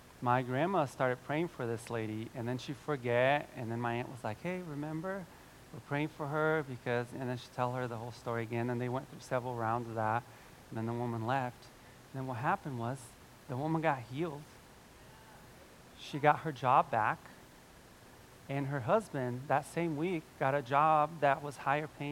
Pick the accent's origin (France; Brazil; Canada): Brazil; now in Cincinnati, United States; I'm from Brazil, my whole family's there